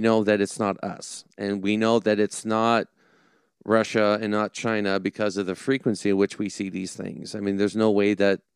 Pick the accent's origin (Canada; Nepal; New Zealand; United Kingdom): Canada; I'm Canadian